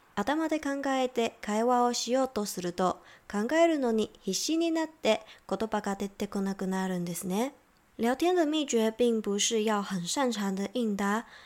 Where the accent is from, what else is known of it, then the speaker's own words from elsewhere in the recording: Taiwan; 我是台湾人